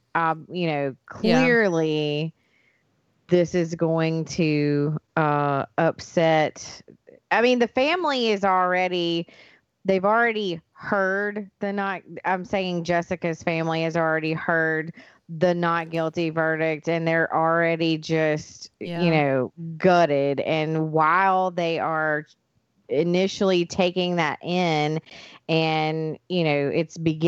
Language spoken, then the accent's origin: English; United States; Pike County is pretty big, so I say hometown, but home county